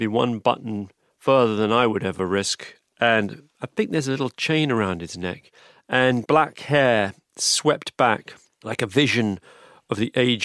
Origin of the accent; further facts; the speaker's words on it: London, United Kingdom; also born or lived in New York / Los Angeles; I grew up in London, and then I've lived in New York, and I've lived